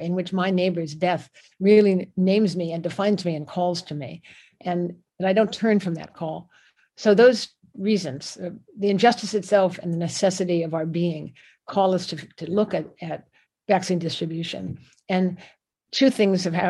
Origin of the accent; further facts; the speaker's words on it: United States; my birth as an American